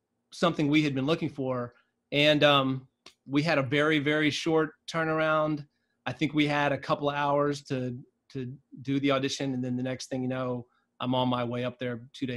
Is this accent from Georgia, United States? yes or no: yes; South Georgia, United States; I grew up in South Georgia, kind of in the middle of nowhere.